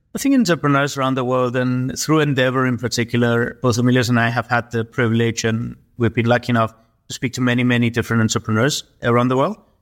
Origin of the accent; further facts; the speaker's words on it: Cyprus; we're both from Cyprus, but not even from Greece